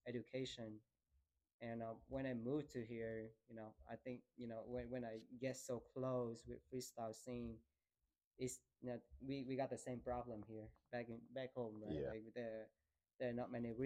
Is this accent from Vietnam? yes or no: yes; Da Nang, Vietnam; moved away as an adult; when I got back to Da Nang, it's my city.